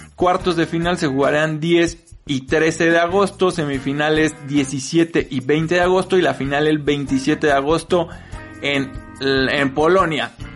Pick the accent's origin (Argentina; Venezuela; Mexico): Mexico